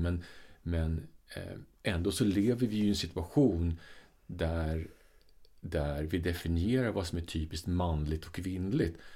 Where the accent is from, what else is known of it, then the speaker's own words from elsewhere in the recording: Sweden; alltså det här är Sverige 70-tal liksom. någonstans ja. när jag blev uppfostrad. Alltså jag är född på 60-talet